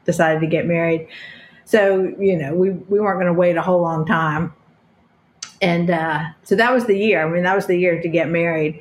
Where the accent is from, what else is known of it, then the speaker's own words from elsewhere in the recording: North Carolina, United States; moved away; we're both originally from North Carolina